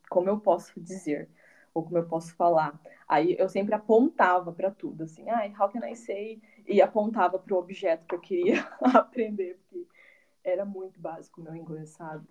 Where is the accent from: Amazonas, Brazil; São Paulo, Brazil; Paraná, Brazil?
Paraná, Brazil; Carlópolis; moved away as an adult; also born or lived in Londrina, Brazil / United States; now in Netherlands; eu sou natural do, do estado do Paraná, numa cidadezinha do interior chamada Carlópolis, mas com 17 anos eu me mudei para Londrina